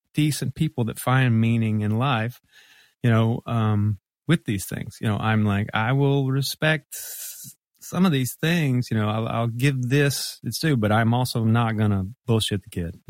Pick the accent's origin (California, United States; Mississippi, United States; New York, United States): Mississippi, United States; moved away as an adult; now in Memphis, United States; grew up in Mississippi